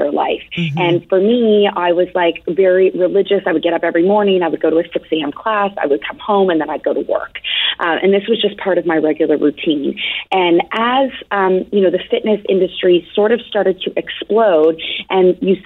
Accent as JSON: {"language": "English", "town": "Toronto", "region": "Ontario", "country": "Canada", "moved": "yes", "lives_now": "Boston, United States", "said": "I'm originally from Toronto"}